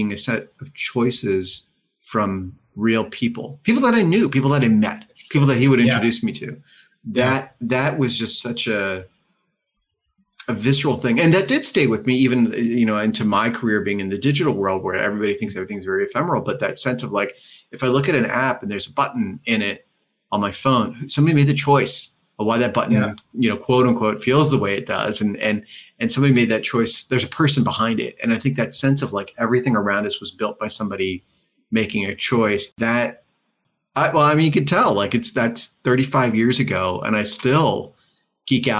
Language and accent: English; Pennsylvania, United States; we grew up in Pennsylvania